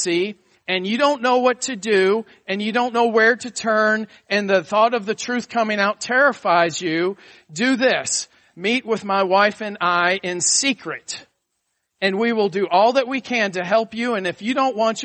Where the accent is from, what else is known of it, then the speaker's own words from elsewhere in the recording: Atlanta, Georgia, United States; also born or lived in Buffalo, New York; you're born in Buffalo, New York, and then you move to Atlanta, Georgia in the fourth grade.